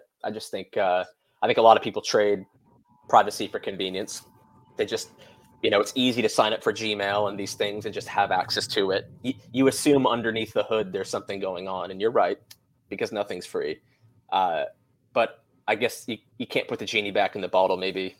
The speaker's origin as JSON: {"language": "English", "country": "United States", "tie": "born or raised there", "moved": "yes", "said": "I say that comfortably as an American-born expatriate living overseas."}